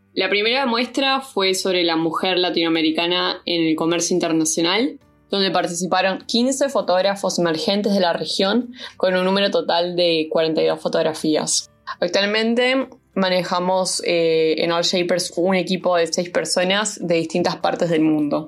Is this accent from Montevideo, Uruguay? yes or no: yes; Montevideo, Uruguay; also born or lived in Bolivia; soy uruguaya boliviana y nací en Montevideo, Uruguay